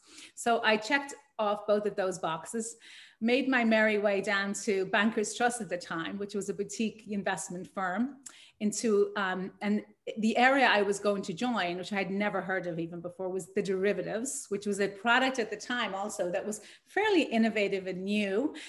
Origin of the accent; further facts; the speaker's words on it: Ireland; I don't like the fact that my accent is not still audible. And I love it when people pick up on that I'm from Ireland.